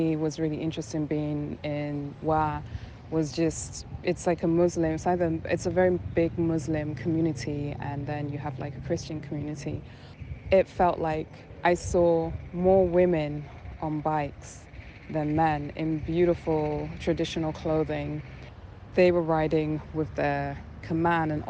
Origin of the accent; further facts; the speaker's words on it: London, United Kingdom; also born or lived in New York; now in Accra, Ghana; I was born and raised in London, but my heritage is Ghanaian